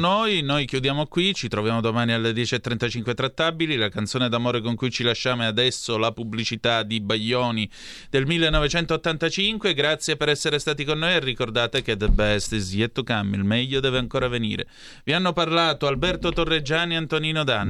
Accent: near Vibo Valentia, Calabria, Italy; a Vibo Valencia, vicino a dove sono cresciuto io

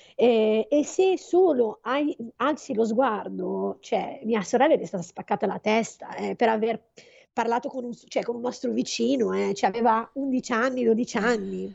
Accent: Agadir, Souss-Massa, Morocco; moved away; also born or lived in Settimo Milanese, Italy; noi siamo di Agadir

